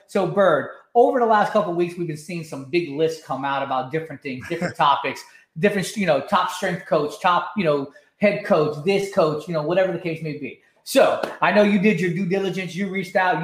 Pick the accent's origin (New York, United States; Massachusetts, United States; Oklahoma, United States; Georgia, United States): Georgia, United States; Atlanta; growing up in Atlanta